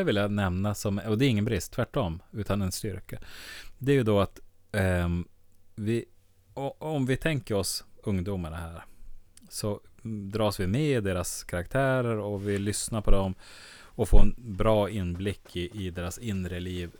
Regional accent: Skellefteå, Västerbotten County, Sweden; accent: Skelleftemål; Vi pratar väl då det som är Skelleftemål

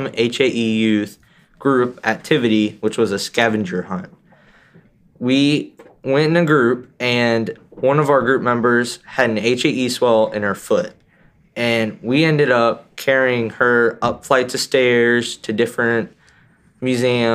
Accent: Ohio, United States; I'm from Ohio, and I'm 14 years old

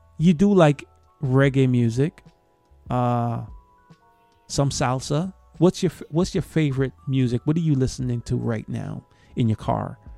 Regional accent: Guyana; I'm from Guyana

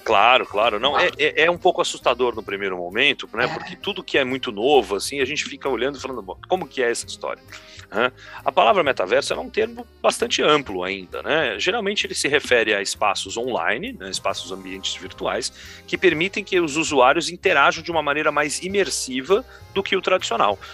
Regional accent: São Paulo, Brazil; Eu sou de São Paulo, natural de São Paulo, capital

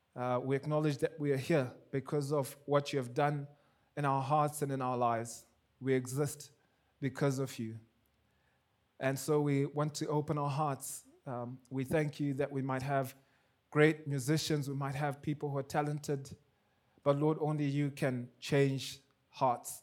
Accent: Zimbabwe; now in Kenya; I'm from Zimbabwe

